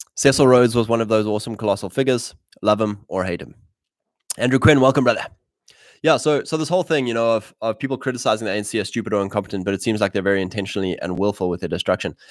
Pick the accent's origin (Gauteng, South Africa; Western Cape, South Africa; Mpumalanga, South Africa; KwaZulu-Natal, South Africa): KwaZulu-Natal, South Africa; Drakensberg; in my area, where I grew up in the Drakensberg